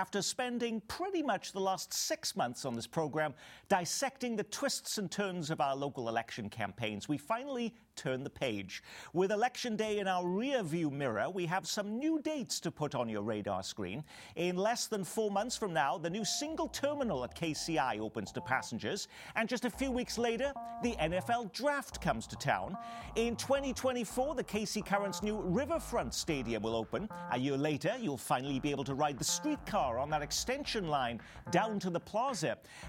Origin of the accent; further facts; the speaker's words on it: United Kingdom; now in Kansas City, United States; my home country of the United Kingdom